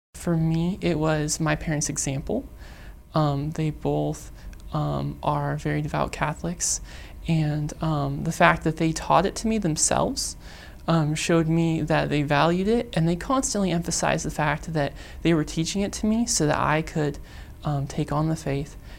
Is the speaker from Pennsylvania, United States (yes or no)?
yes; Pittsburgh, Pennsylvania, United States; I grew up in Pittsburgh